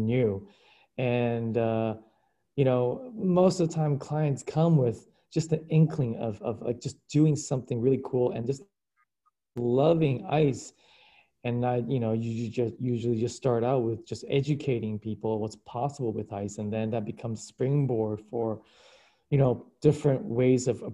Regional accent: Anchorage, Alaska, United States; English is a second language; moved away as an adult; also born or lived in Kyushu, Japan; now in New York, United States; I grew up in Anchorage, Alaska. We're originally from Japan. I was born in Japan in the southern island of Kyushu. We immigrated to Alaska in the early 80s.

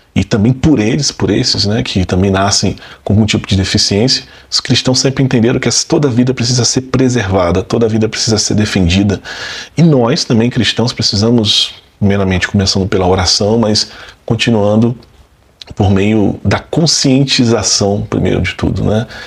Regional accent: Brazil; como brasileiros

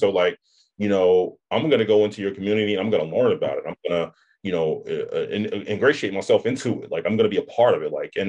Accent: Kansas City, Kansas, United States; now in Iowa, United States; Kansas City, Kansas.

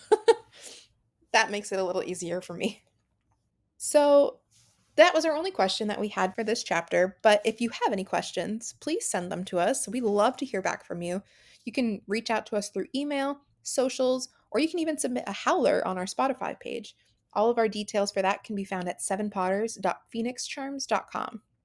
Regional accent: United States; I'm from America

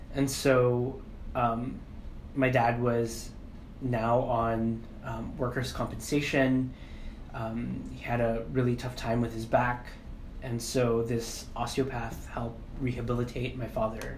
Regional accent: Philippines; I'm Filipino

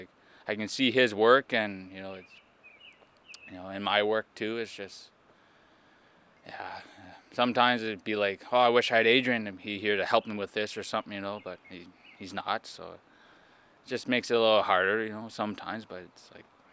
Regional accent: Quebec, Canada; I'm from Casabajwa, Quebec

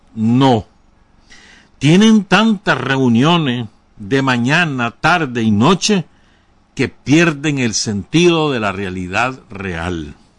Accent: Nicaragua; yo soy nicaragüense

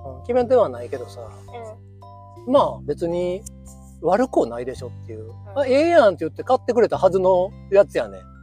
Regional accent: Kyoto, Japan; 生粋の京都人、まあ、ぶぶ漬けでも食べなはれの

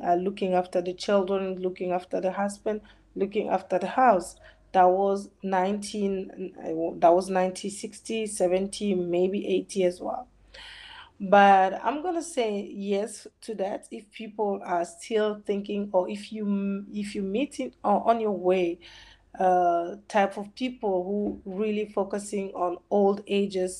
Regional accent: DR Congo; I'm from Congo, DRC

